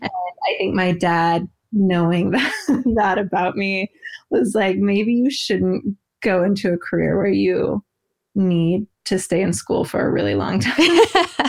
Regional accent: outside Portland, Oregon, United States; I grew up more of an Oregon girl

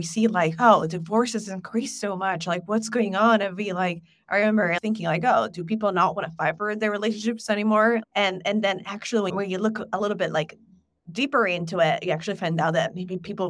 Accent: Italy; I come from Italy

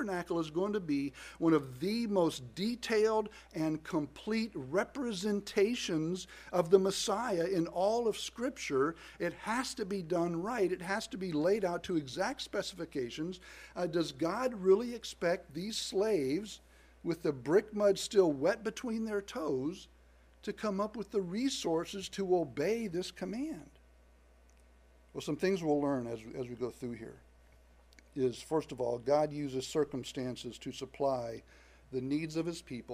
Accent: the South, United States; I was born in the South to parents that were raised in the South

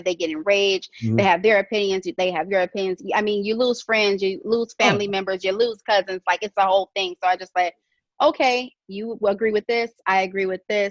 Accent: Detroit, Michigan, United States; also born or lived in Florida; Born and raised in Detroit, joining you from my living room

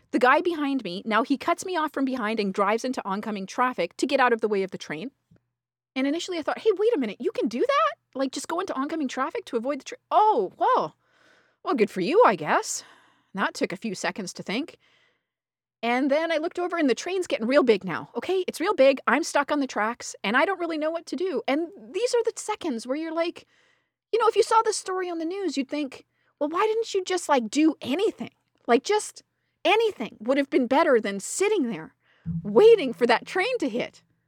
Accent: Canada; accent: Canadian; my fucking Canadian accent

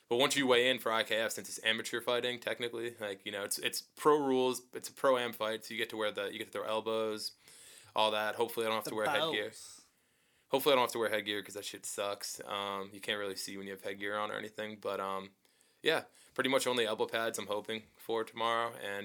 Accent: East Coast, United States; Because I'm from the East Coast. We don't have In-N-Out in the East Coast.

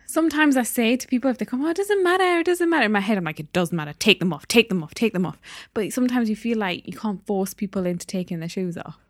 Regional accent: Newcastle upon Tyne, North East England, United Kingdom; also born or lived in Derby; I was born in Derby, moved to Newcastle when I was one years old. So, I learned to speak there. That's my home

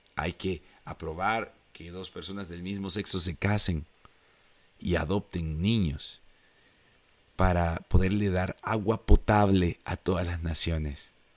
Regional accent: El Salvador; Eso anhelamos en El Salvador.

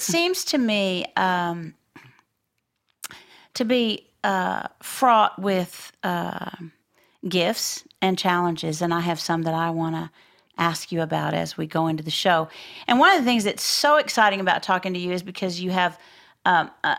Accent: Floydada, Texas, United States; I grew up in Floydada

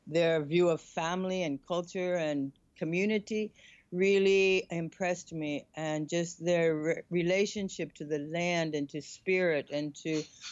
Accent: Michigan, United States; moved away as an adult; also born or lived in California / Sedona, Arizona; now in Bali, Indonesia; I was born in Michigan. I went to school in California. And then I moved to Sedona, Arizona

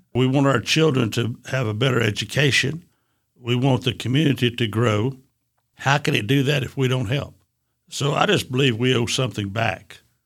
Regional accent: Chattanooga, Tennessee, United States; I was born and raised in Avondale community.

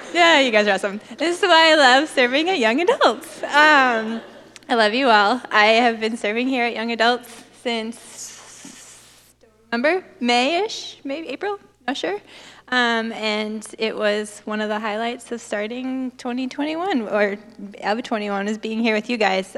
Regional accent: Canada; moved away; I was born in Canada

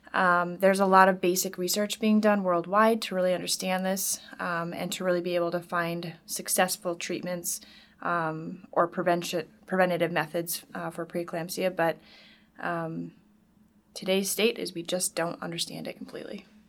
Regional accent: Wisconsin, United States; moved away as an adult; also born or lived in Minnesota; I'm originally from Wisconsin, and I lived here th, uh, through high school

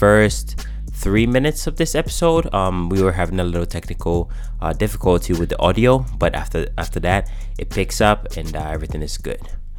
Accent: United States; So, you know, for me, growing up in America, this is the only state that I've lived.

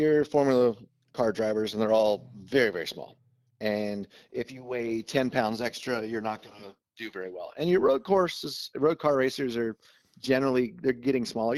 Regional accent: Budds Creek, Maryland, United States; Bud's Creek is my hometown track

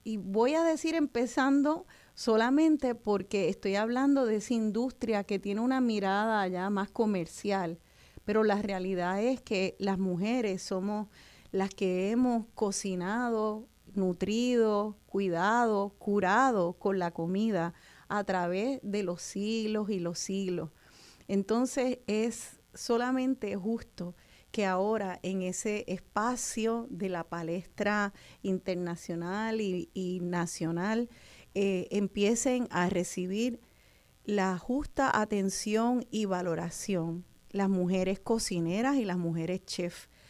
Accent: Puerto Rico; en verano nos gusta explorar nuestro país

